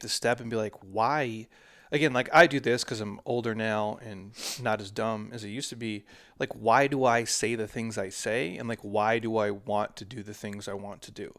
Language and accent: English; Minnesota, United States; I'm from Minnesota